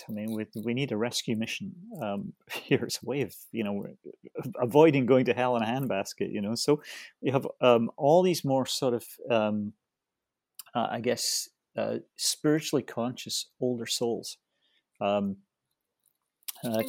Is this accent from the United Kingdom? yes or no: yes; Scotland, United Kingdom; I come from Scotland, and, you know, I'm, you know, I hate to give away my age. No, I'm 66